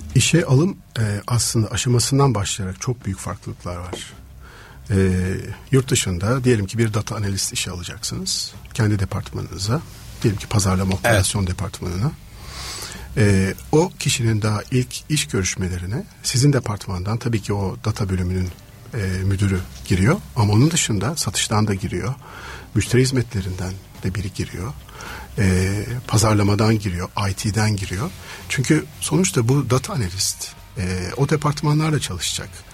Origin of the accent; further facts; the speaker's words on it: Istanbul, Turkey; İstanbul'da doğdum